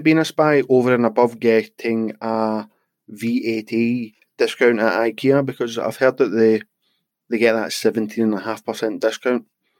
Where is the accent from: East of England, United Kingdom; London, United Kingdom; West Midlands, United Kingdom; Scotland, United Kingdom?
Scotland, United Kingdom; I'm Scottish.